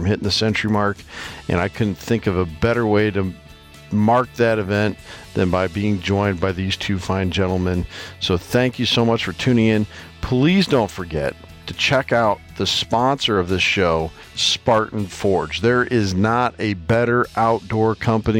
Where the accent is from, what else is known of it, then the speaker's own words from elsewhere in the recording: Iowa, United States; from right here in my home state of Iowa